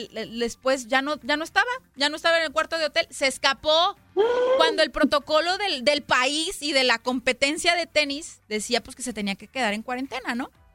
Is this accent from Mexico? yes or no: yes; Mexico; now in United States; yo soy mexicana, Romy también es mexicana, y es un orgullo para nosotras como mexicanas